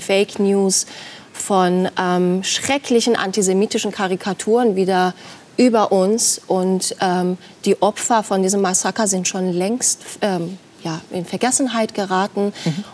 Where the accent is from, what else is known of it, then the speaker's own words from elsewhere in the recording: Iran; moved away as an adult; also born or lived in Tehran; now in Germany; ich bin im Iran aufgewachsen